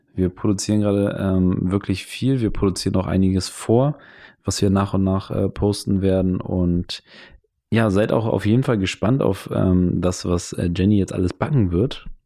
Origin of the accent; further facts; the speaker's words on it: Hamburg, Germany; moved away as an adult; also born or lived in Van Nuys, Los Angeles; now in Los Angeles, United States; wir sind aus Hamburg, wir sind Schlimmeres gewohnt